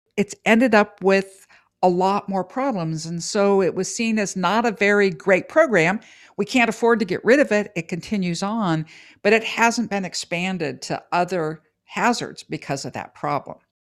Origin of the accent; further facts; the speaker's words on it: California, United States; as a Californian